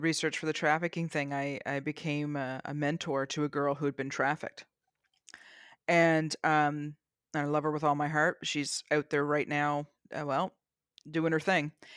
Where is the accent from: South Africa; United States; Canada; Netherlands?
Canada; I'm Canadian